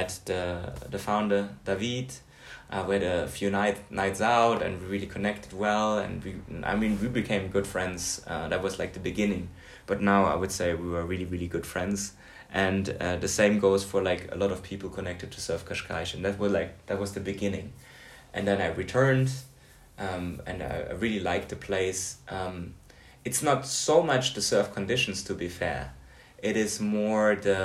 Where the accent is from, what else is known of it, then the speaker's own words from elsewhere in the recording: Hamburg, Germany; moved away; And we're both from Hamburg.